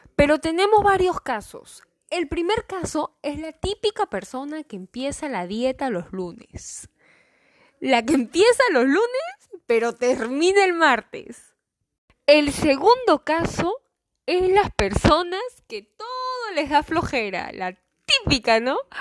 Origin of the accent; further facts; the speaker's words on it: Callao, Peru; yo soy la Chalaca